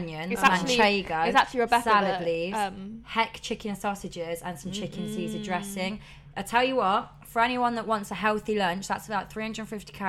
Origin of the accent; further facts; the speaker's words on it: Nottingham, East Midlands, United Kingdom; I am from Nottingham.